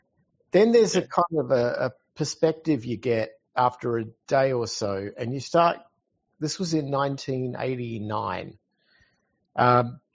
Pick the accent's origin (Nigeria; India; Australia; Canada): Australia; Adelaide, South Australia; moved away as an adult; I'm from Adelaide, Australia